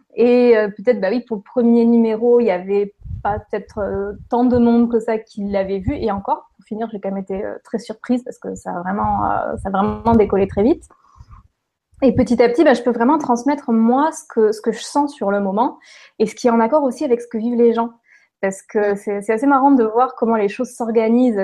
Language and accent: French; Lorraine, Grand Est, France; also born or lived in Toulouse, France / southern France; now in Quebec, Canada; je suis née en Lorraine, effectivement, donc dans l'est de la France. J'ai passé, on va dire, les presque 20 dernières années dans le sud de la France, dont les 10 dernières à Toulouse